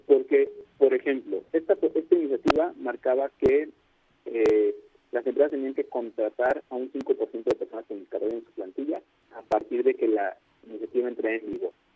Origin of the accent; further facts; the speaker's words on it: Mexico; somos mexicanos todos